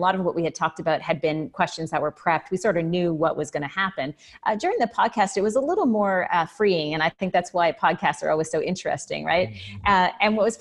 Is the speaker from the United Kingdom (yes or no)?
no; Canada; as a Canadian